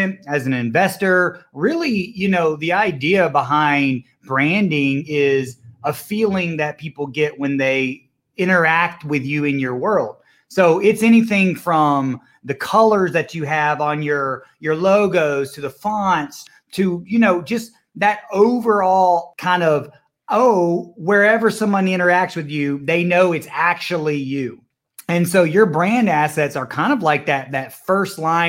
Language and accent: English; Villa Rica, Georgia, United States; I'm from the small area west of Atlanta called Villarica, the city of gold, man. I grew up on a dead-end dirt road out there in the sticks